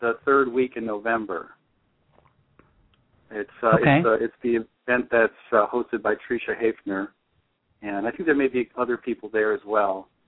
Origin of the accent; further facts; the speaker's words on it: South Bay, California, United States; I'm from the South Bay, and there's stuff like in Redondo Beach and stuff too